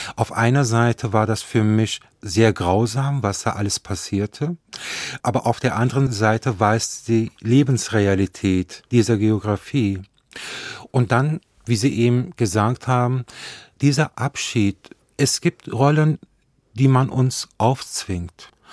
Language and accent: German; Nettetal, North Rhine-Westphalia, Germany; ich bin ja an der Grenze Holland aufgewachsen